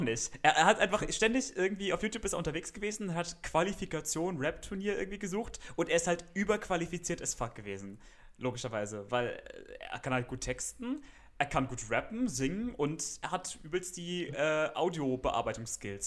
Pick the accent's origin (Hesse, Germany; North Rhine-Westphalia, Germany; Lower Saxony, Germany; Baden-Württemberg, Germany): Baden-Württemberg, Germany; Freiburg; ich studiere Musik in meiner Heimatstadt Freiburg an der Musikhochschule